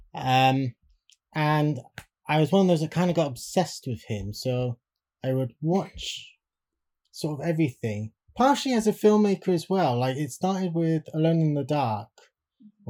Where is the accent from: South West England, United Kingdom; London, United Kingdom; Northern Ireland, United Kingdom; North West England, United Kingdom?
South West England, United Kingdom; Swindon; my hometown of Swindon